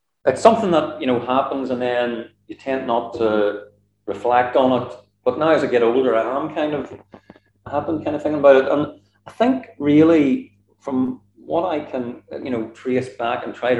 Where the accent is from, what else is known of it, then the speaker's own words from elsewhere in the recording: Northern Ireland, United Kingdom; I was from Northern Ireland